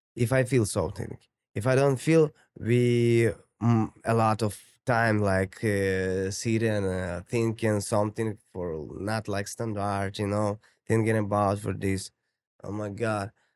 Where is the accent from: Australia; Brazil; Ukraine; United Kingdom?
Ukraine; English is a second language; moved away as an adult; now in Toronto, Canada; I'm from Ukraine